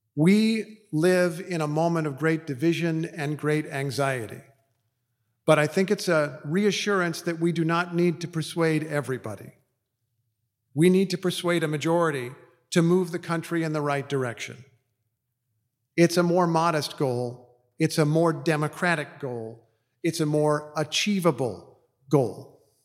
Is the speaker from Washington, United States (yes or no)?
no; Indiana, United States; mostly in my home state of Indiana